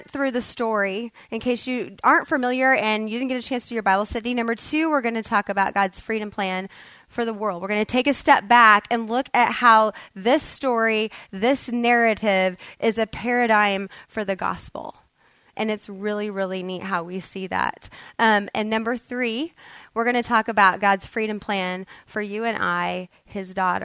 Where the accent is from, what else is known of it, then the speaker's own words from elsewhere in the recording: Kansas, United States; now in Texas, United States; I moved from Kansas, grew up, was raised there